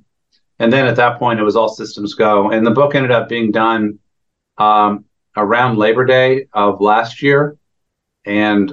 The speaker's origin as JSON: {"language": "English", "region": "Northern Virginia", "country": "United States", "tie": "born or raised there", "said": "I grew up in the Northern Virginia area"}